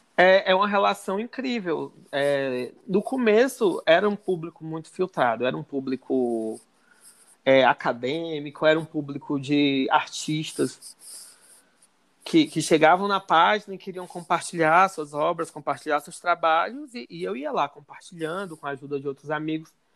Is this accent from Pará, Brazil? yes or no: no; Ceará, Brazil; eu sou cearense